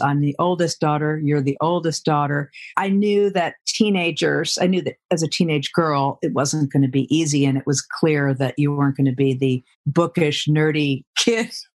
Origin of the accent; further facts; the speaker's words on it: Providence, Rhode Island, United States; I grew up in Rhode Island in Providence.